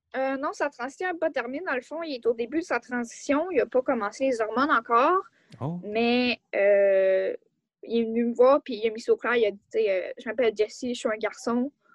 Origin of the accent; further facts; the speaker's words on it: Quebec, Canada; je suis née au Québec